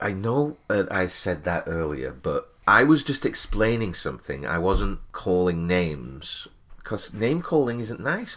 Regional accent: England, United Kingdom; moved away; as an English immigrant

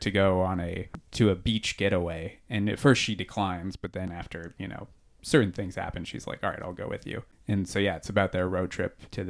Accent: California, United States; We're from Southern California.

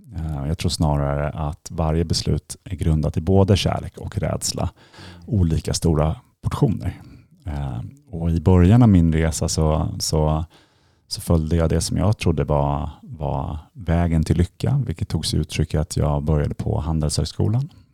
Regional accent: Stockholm, Stockholm County, Sweden; moved away as an adult; also born or lived in London; jag är uppvuxen här i Stockholm

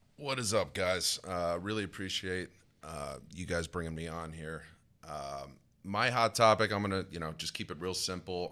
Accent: Madison, New Jersey, United States; grew up in a little town called Madison in Morris County

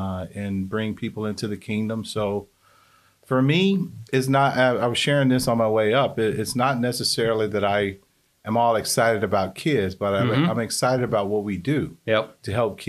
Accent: Birmingham, Alabama, United States; now in Decatur, United States; I grew up in Birmingham most of my life and ended up in Decatur probably back in 1987.

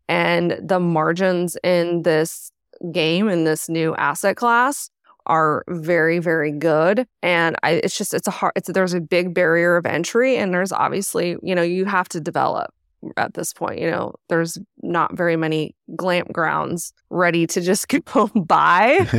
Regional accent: Arizona, United States; I'm actually from Arizona.

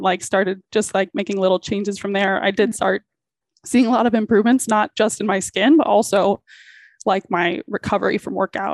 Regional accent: West Bloomfield, Michigan, United States; I grew up in Southeast Michigan. So like Detroit metro area

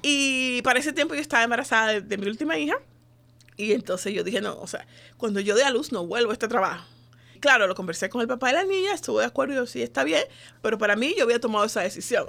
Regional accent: Dominican Republic; moved away as an adult; now in United States; yo soy de la República Dominicana, tengo nueve años de estar aquí viviendo en este país.

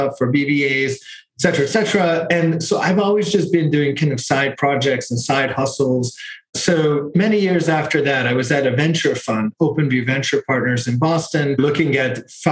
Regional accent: Hungary; moved away; I am from Hungary also

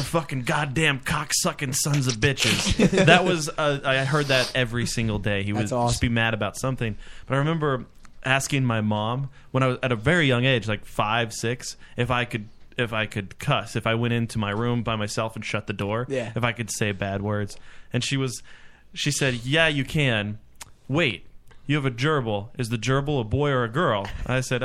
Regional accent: Kentucky, United States; I grew up in Kentucky, so there was a lot of country music

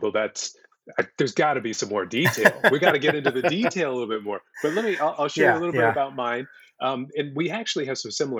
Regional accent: Central California, United States; also born or lived in Da Nang, Vietnam / San Francisco, California; I spent about 10 months there in the orphanage and eventually was adopted by a family in California, a Swedish and Irish family in California, and raised in Central California, right in the middle of the state, with an older sister and a younger sister.

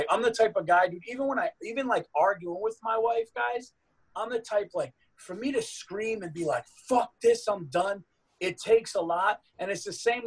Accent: Westchester County, New York, United States; also born or lived in Yonkers, New York / Dutchess County, New York; I grew up in Westchester County, and then I went to high school in Dutchess County

